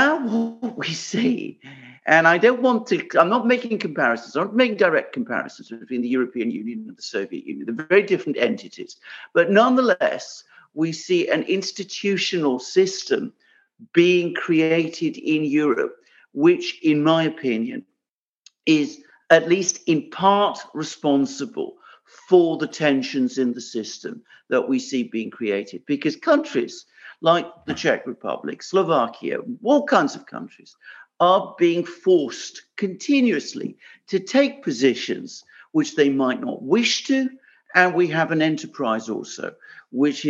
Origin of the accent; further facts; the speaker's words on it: United Kingdom; I'm British, but I also have Greek ancestry